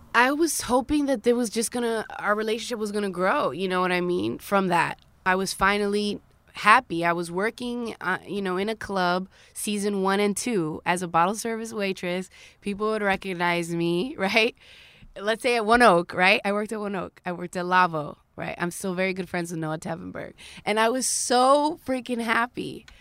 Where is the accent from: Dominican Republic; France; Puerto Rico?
Dominican Republic; born or raised there; also born or lived in Queens, New York, United States; now in United States